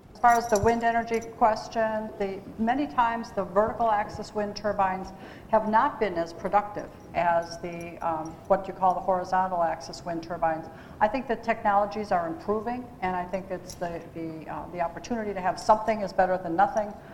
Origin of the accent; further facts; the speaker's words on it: Hagerstown, Maryland, United States; I'm from Hagerstown